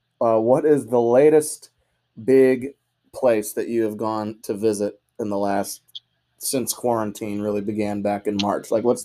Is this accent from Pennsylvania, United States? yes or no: no; Ashburn, Virginia, United States; the team right down the street growing up in Ashburn.